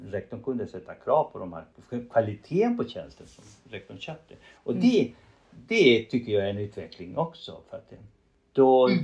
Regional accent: Chile; first language Spanish; Swedish is a second language; moved away as an adult; now in Sweden; Som du hör, jag bryter. Eh, det är för att jag har spanska som modersmål. Jag är en man från Chile som kom till Sverige när jag var 35 eller 33 år.

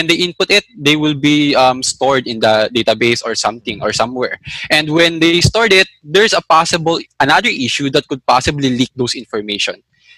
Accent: Manila, Metro Manila, Philippines; I grew up in Manila.

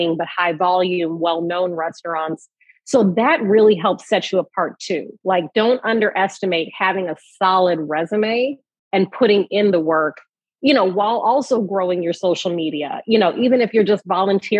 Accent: Chicago, Illinois, United States; I'm from Chicago.

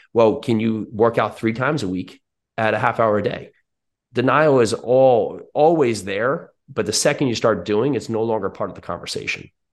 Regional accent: New Jersey, United States; now in Tennessee, United States; I'm in now Tennessee, but I grew up in New Jersey

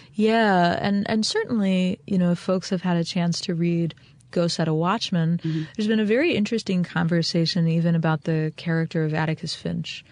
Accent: Eastern Shore of Maryland, United States; I was born and raised on the eastern shore of Maryland, and I live one county over from where my parents raised us.

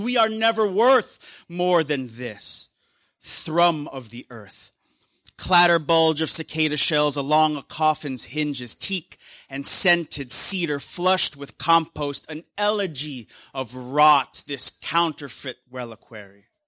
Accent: Philippines; now in United States; I'm Filipino American

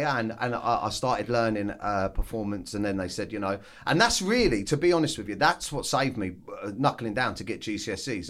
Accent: Weybridge, South East England, United Kingdom; I grew up in Surrey, oh, down in, uh, like, Weybridge, uh, on a council estate.

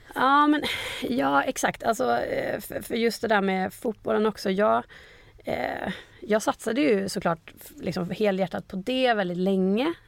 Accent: Umeå, Västerbotten County, Sweden; moved away as an adult; also born or lived in Gothenburg; now in Stockholm, Sweden; från Umeå, där jag är född och uppvuxen

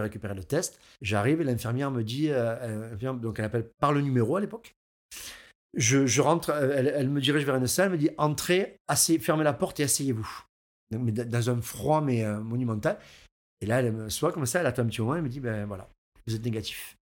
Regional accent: Aigues-Mortes, Occitania, France; je suis d'Aigues-Mortes, je suis un local

